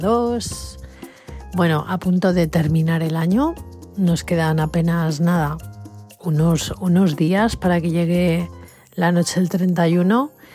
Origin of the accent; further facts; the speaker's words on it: Spain; aquí en España